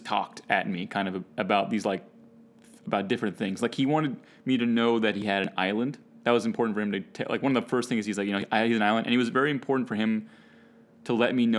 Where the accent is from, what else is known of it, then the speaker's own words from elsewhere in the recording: Washington, District of Columbia, United States; from DC